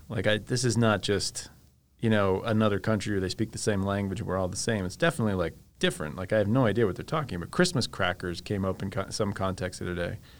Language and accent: English; United States; also born or lived in England; as an American